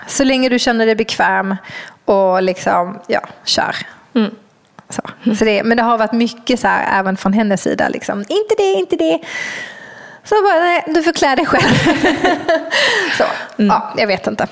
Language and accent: Swedish; Skåne, Sweden; jag kommer ju från Skåne och har varit mycket på stranden som liten med mina mm. föräldrar och mina morföräldrar